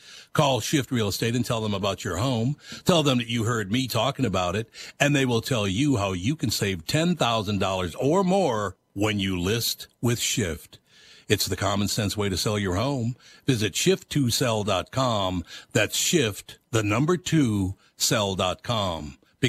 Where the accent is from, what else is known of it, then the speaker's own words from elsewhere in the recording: Minneapolis, Minnesota, United States; Look, I grew up in North Minneapolis.